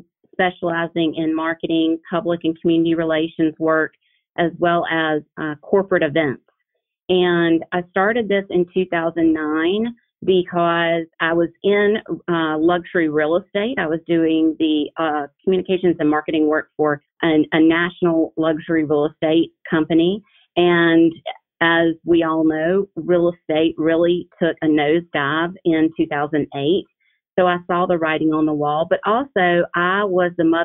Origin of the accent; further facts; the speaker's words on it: South Carolina, United States; moved away as an adult; also born or lived in New York; although I'm born and raised in South Carolina and went to college in South Carolina